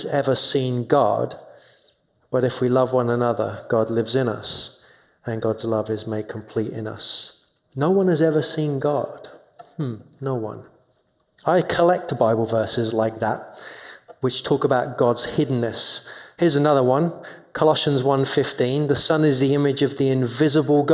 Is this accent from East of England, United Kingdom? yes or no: no; London, United Kingdom; moved away; I grew up in London, in 2 miles away from Wimbledon tennis.